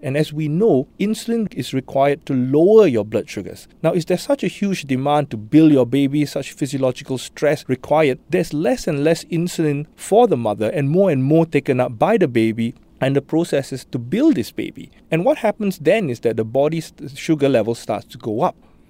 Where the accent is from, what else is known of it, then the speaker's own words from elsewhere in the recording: Singapore; I know I was joking about Singaporean being a risk factor, but I think our lifestyles and all that predispose the dev